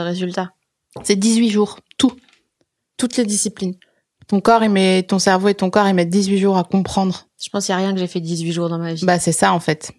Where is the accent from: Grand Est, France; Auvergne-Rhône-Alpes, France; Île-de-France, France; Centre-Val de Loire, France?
Grand Est, France; Alsace; also born or lived in Vosges; je suis née dans les Vosges, j'ai grandi en Alsace